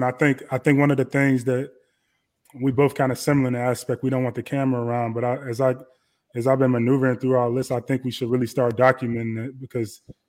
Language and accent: English; Chicago, Illinois, United States; I'm from Chicago